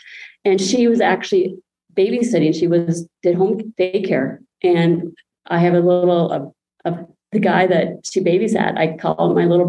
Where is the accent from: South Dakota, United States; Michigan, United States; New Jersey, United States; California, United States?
South Dakota, United States; So I grew up in South Dakota, which is in the northeast corner of South Dakota